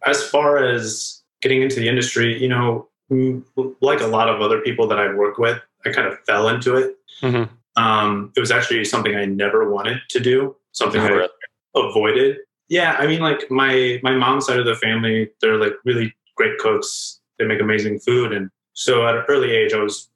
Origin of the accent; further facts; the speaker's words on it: Mansfield, Ohio, United States; now in Columbus, United States; I'm from Mansfield. It's about an hour north of here.